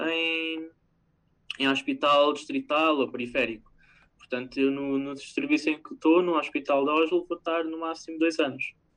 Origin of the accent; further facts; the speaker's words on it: Portugal; moved away as an adult; now in Norway; eu saí de Portugal